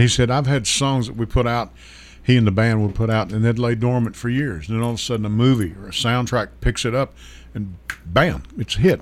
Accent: Hopkins County, Kentucky, United States; I was born and raised in Hopkins County.

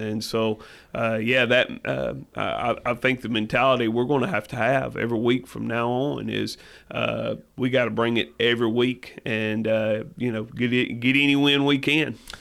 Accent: Lexington, Tennessee, United States; I grew up in Lexington, Tennessee.

